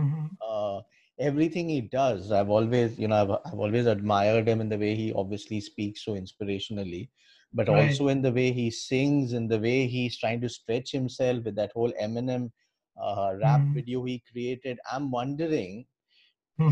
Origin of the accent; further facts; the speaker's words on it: India; in the way we have been educated and born and brought up in Indian backgrounds